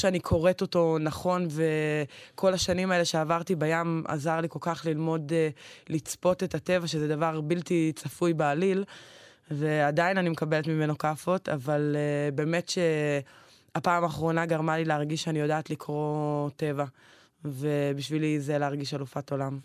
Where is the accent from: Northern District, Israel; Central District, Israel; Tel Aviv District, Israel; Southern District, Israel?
Central District, Israel; Mikhmoret; moved away as an adult; now in Shavei Zion, Israel; אני בסך הכל גדלתי במכמורת